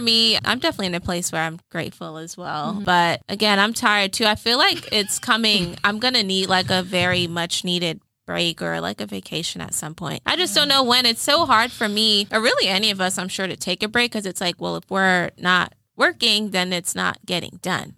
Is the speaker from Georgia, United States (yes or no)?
yes; South Fulton, Georgia, United States; I grew up in South Fulton